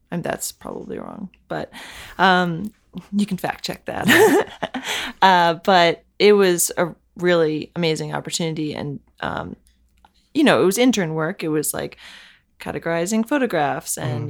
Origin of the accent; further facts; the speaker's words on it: Bethesda, Maryland, United States; I grew up in Bethesda, Maryland